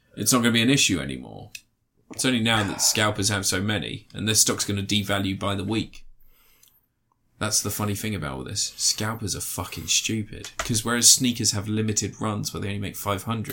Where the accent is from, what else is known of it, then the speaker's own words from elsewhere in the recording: United Kingdom; We are British. We live near London